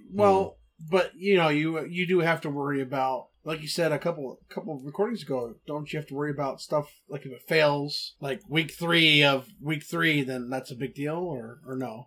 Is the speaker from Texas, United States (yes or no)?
yes; Texas, United States; I'm from Texas